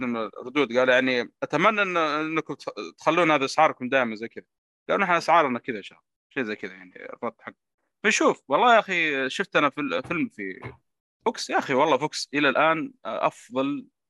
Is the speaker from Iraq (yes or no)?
no; Saudi Arabia; السينمات عندنا في السعودية